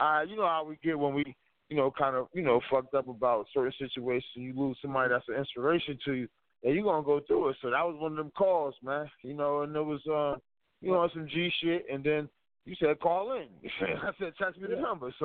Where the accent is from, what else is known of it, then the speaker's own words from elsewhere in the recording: New Jersey, United States; moved away; also born or lived in Tacoma; I'm from Jersey